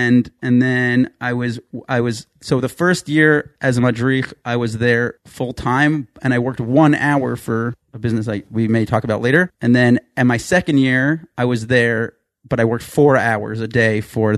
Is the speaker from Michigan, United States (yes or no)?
no; Woodmere, New York, United States; moved away as an adult; now in Ramat Beit Shemesh, Israel; So I'm actually originally from Woodmere, New York. From the five towns.